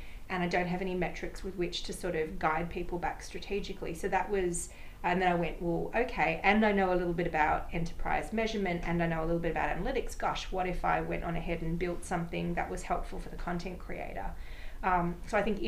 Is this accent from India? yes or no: no; Sydney, New South Wales, Australia; moved away as an adult; now in New York, United States; came out from my hometown of Sydney, Australia, about 12 years ago now